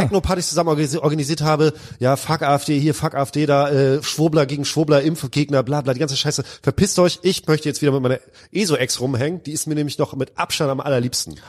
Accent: Lübeck, Schleswig-Holstein, Germany; now in Cologne, Germany; aus meiner alten Heimatstadt Lübeck

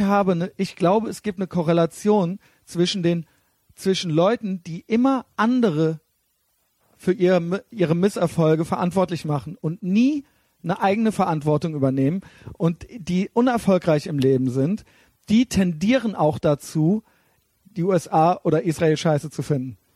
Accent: Germany; wir sind eben Deutsche

